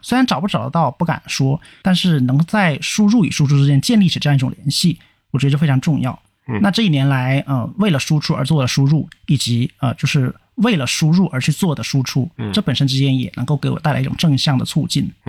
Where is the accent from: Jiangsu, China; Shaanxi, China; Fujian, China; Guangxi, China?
Guangxi, China; Nanning; moved away; 因为毕竟南宁是我的故乡嘛，那我也离开故乡蛮久了啊。